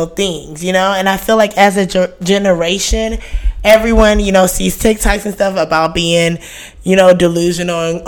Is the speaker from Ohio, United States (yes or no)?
no; Houston, Texas, United States; This is my hometown, Houston